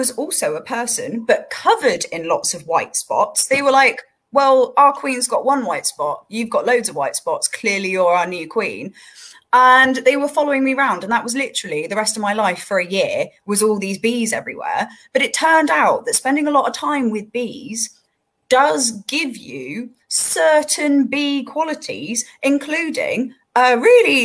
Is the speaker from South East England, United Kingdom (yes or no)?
no; Somerset, South West England, United Kingdom; moved away; my hometown back in Somerset is very close to a little village called Mells